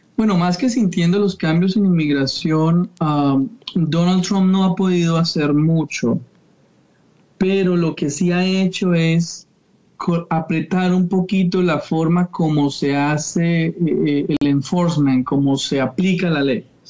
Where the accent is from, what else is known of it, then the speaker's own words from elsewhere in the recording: Bogotá, Colombia; moved away as an adult; now in Sarasota, United States; yo soy colombiano en Bogotá